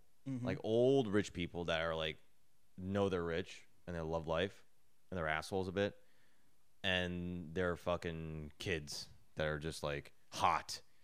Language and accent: English; Edison, New Jersey, United States; now in New York, United States; I'm from Edison.